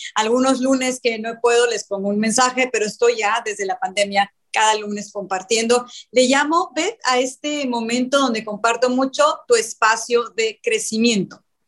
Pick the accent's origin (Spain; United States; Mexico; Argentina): Mexico; also born or lived in Cancún; yo soy de México, vivo en Cancún en la actualidad